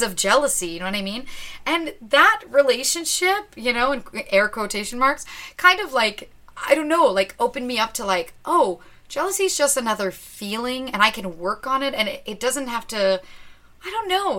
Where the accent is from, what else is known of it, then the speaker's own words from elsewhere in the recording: Ottawa, Ontario, Canada; moved away; I grew up in Ottawa, so my whole family's there